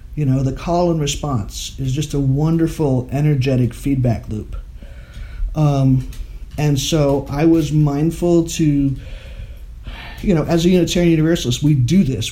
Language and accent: English; Maine, United States; moved away as an adult; also born or lived in Massachusetts; now in Galloway, United States; I grew up in Maine.